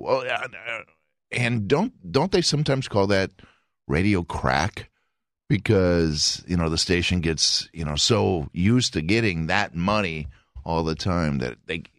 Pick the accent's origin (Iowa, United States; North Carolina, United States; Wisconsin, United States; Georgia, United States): Wisconsin, United States; Milwaukee; Actually, Milwaukee's a pretty good place to grow up.